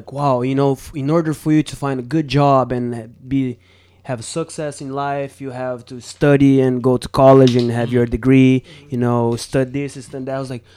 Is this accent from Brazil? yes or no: yes; Brazil; English is a second language; moved away; in my hometown